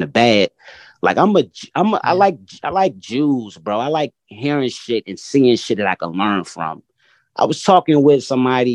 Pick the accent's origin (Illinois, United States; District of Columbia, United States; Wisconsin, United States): District of Columbia, United States; Washington; I'm very much born and raised in Washington, D.C.